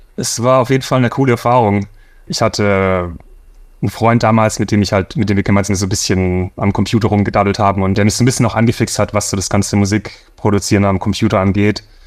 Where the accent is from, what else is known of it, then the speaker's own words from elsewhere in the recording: Swabia, Baden-Württemberg, Germany; moved away as an adult; now in Los Angeles, United States; Für mich als Schwabe